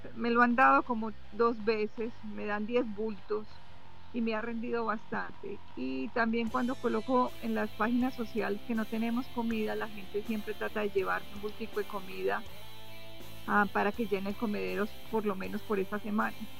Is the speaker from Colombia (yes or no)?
yes; Caldas, Antioquia, Colombia; also born or lived in Honduras; now in United States; yo soy de Caldas